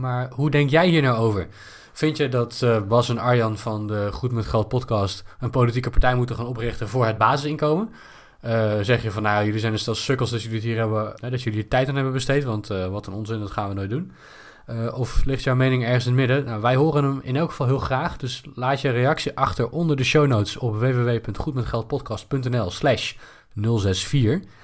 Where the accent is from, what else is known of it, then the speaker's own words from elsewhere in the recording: Netherlands; als Nederlander met een goed inkomen